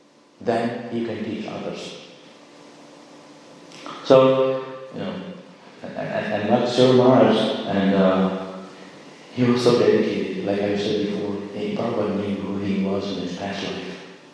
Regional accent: Miami, Florida, United States; born there; So, it's the same for me. I was born in Miami.

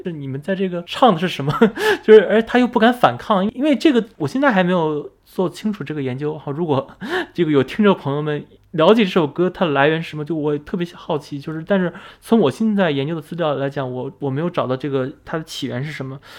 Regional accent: China; moved away as an adult; now in Netherlands; 我们中国人觉得“多一事不如少一事”

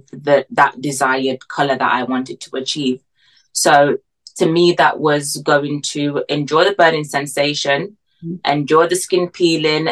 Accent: Jamaica; now in United Kingdom; I'm from Jamaica

